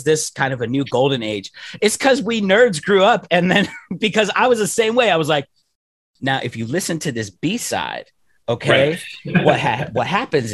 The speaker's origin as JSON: {"language": "English", "town": "Pittsburgh", "region": "Pennsylvania", "country": "United States", "tie": "born or raised there", "said": "coming up even in Pittsburgh"}